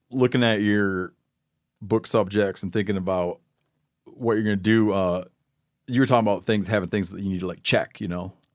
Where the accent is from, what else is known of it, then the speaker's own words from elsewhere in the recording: Michigan, United States; we grew up in Michigan